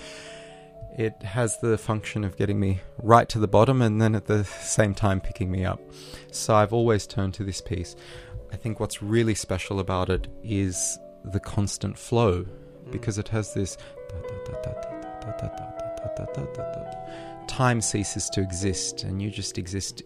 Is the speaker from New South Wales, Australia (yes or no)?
yes; Sydney, New South Wales, Australia; English is a second language; moved away as an adult; also born or lived in Odessa, Ukraine / St. Petersburg, Russia / Berlin, Germany; I'm an Australian boy who grew up in Bondi